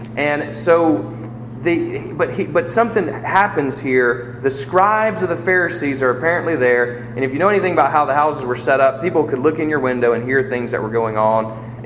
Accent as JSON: {"language": "English", "country": "United States", "said": "I'm an American"}